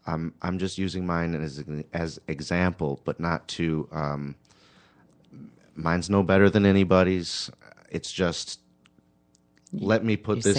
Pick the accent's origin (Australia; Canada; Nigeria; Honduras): Honduras; born there; I was born in Honduras.